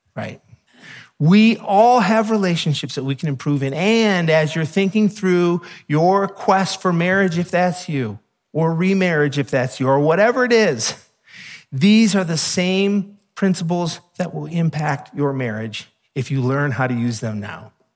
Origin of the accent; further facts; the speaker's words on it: United States; we're American